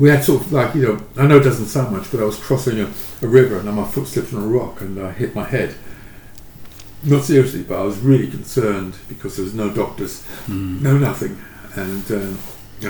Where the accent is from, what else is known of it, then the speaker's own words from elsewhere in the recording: London, United Kingdom; I grew up in Hackney, and it was very tough